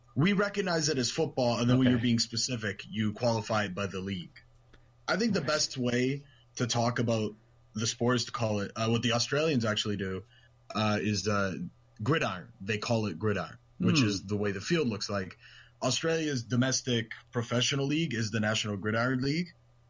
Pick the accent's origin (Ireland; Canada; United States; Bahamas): Canada; I am Canadian